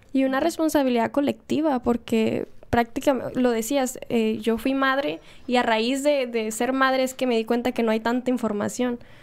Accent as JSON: {"language": "Spanish", "country": "Mexico", "said": "Como mexicano se podría decir"}